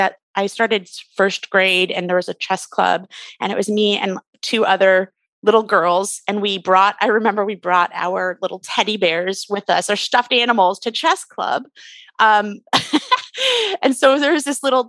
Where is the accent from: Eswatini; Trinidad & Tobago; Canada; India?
Canada; I grew up in Canada